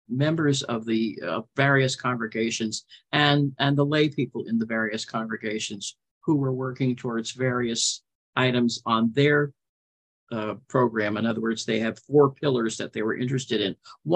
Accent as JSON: {"language": "English", "region": "New York", "country": "United States", "tie": "born or raised there", "also_born_or_lived": "New Jersey", "moved": "yes", "lives_now": "Morro Bay, United States", "said": "I'm originally from New York. I lived in the city for a long period of time. I was raised partly in Long Island and New Jersey."}